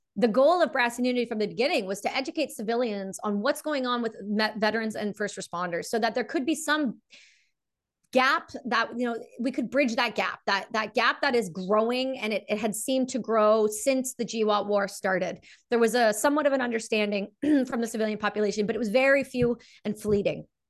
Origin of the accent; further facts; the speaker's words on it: Canada; I'm a Canadian veteran